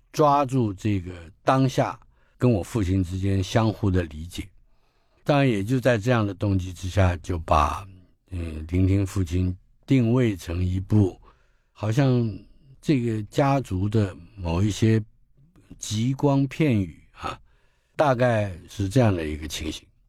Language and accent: Chinese; Taipei, Taiwan; 我是在台北出生的